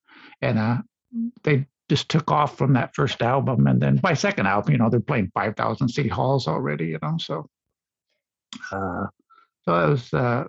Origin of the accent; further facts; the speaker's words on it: Illinois, United States; we're from Illinois actually